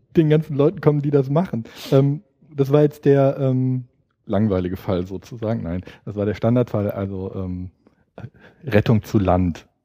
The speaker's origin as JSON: {"language": "German", "town": "Freiburg", "region": "Baden-Württemberg", "country": "Germany", "moved": "yes", "lives_now": "Berlin, Germany", "said": "Jetzt komme ich ursprünglich aus Freiburg"}